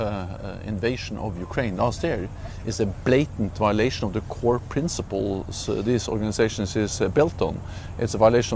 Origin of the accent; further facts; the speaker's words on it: Norway; I'm coming from Norway, a small country bordering Russia.